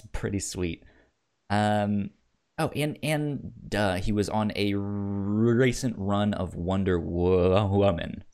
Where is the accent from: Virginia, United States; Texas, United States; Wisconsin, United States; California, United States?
Virginia, United States; where I grew up in Virginia